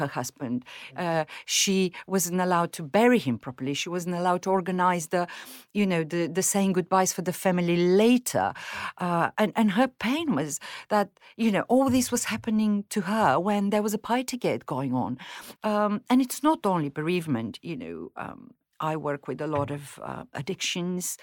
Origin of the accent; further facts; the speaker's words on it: Bulgaria; English is a second language; moved away as an adult; also born or lived in Mozambique / Moscow; now in United Kingdom; in Bulgaria, when I grew up in the 70s and 80s, we were poor